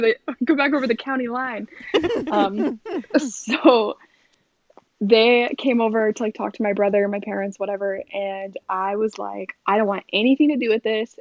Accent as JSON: {"language": "English", "region": "New York", "country": "United States", "tie": "born or raised there", "said": "I'm from New York, um, and in New York, you're pretty much like Catholic or Jewish"}